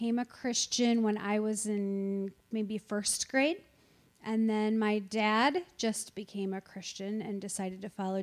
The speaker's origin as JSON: {"language": "English", "town": "Eureka", "region": "Illinois", "country": "United States", "tie": "born or raised there", "also_born_or_lived": "Congerville", "said": "So I grew up here in Eureka. I've always lived in Eureka, except a little tiny time when I didn't live in Eureka and I lived in Congerville."}